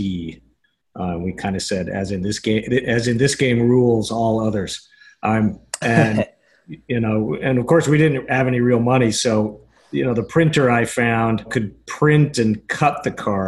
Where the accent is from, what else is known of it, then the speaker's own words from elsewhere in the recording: Salt Lake City, Utah, United States; I grew up in Salt Lake, out in Utah.